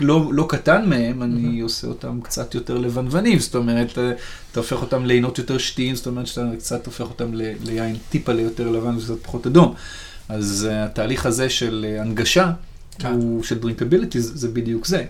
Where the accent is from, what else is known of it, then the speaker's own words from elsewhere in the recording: Sharon, Central District, Israel; אני במקור מהשרון, ובשרון כשאני גדלתי היו פחות בניינים ויותר פרדסים